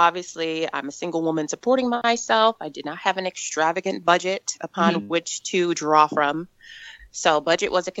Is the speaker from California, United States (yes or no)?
no; Ohio, United States; moved away as an adult; now in Arizona, United States; And where I come from, I'm from Ohio. I had only lived in Arizona for about 4 years